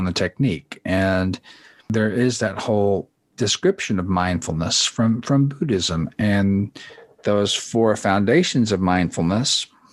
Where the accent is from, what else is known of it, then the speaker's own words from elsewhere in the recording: United States; I'm an American kid